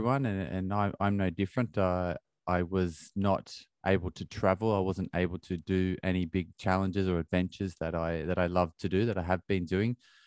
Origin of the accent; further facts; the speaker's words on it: Australia; now in London, United Kingdom; I have a very close relationship with my parents, who live on the other side of the world in Australia, and I'm in London. That's where I grew up in Australia